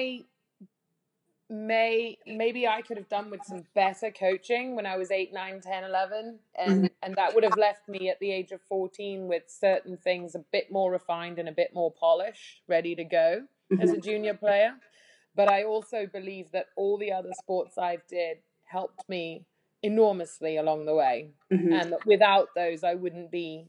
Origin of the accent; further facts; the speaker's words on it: near Winchester, South East England, United Kingdom; moved away as an adult; now in Nashville, United States; I grew up in the south of England, near Winchester.